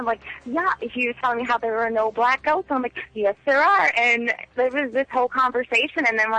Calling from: South Dakota, United States; It's … from South Dakota.

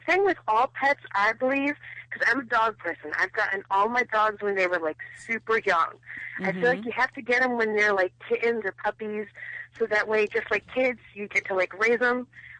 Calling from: Connecticut, United States; I'm calling from Connecticut.

